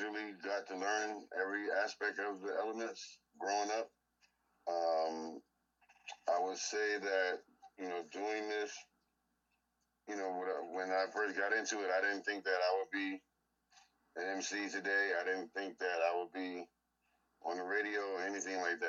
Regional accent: East Orange, Newark, Irvington, New Jersey, United States; I grew up in East Orange, New Jersey, Newark, New Jersey, Irvington. So pretty much all over in the immediate Essex County area

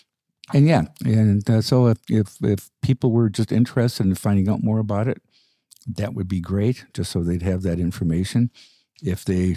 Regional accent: Chicago, Illinois, United States; growing up in Chicago

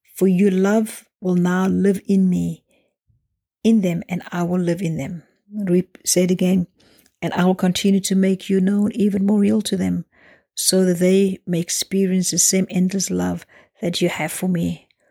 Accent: South Africa; growing up in South Africa

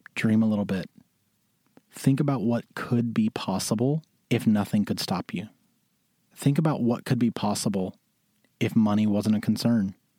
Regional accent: Mississippi, United States; moved away as an adult; also born or lived in Syracuse, New York; now in New York, United States; I'm a boy from Mississippi who moved to New York because he always wanted it.

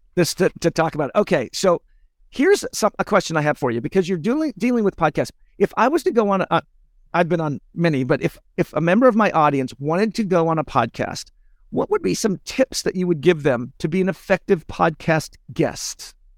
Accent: United States; I'm an American

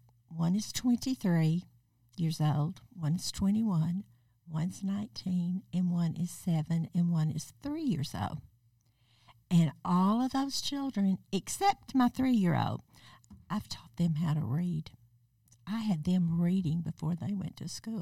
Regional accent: Arkansas, United States; moved away as an adult; now in Wichita, United States; I grew up in Arkansas.

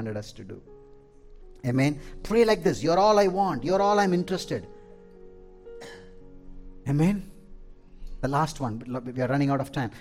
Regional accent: South India, India; moved away; I am from India, from South India, we have mango trees

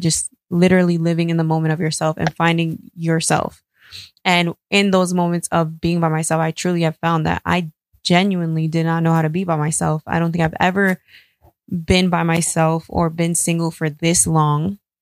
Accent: New York, United States; I grew up in New York

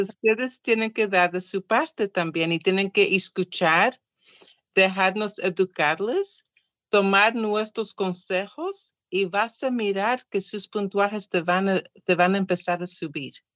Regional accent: Portugal; Spanish is a second language; now in California, United States; soy portuguesa

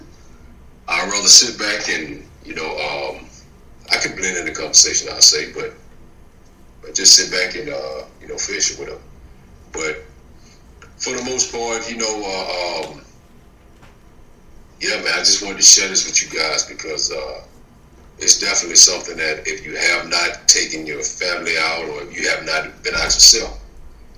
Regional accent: the South, United States; I was born and raised in the South

